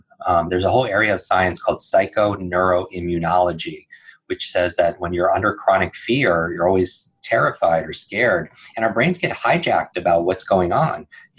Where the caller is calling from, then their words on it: New York City, New York, United States; I'm coming in from New York City, which is an interesting place to be cocooning.